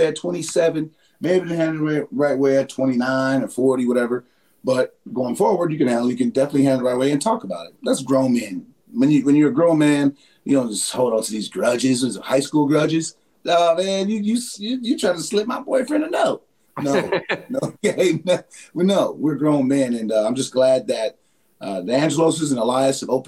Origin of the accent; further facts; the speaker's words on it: San Diego, California, United States; moved away; I'm from San Diego